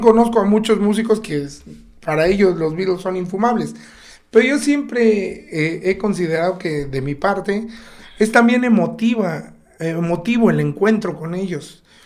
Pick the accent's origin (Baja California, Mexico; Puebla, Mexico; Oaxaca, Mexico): Oaxaca, Mexico; also born or lived in Mexico City; Yo aquí en Río Consolado crecí de los cuatro años a los 16 años, yo viví por acá